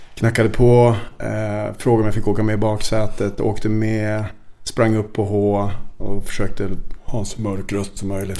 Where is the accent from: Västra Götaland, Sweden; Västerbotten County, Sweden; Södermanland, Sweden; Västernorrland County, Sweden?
Västerbotten County, Sweden; Vännäsby; also born or lived in Umeå; now in Stockholm, Sweden; jag är ju från Vännäsby egentligen.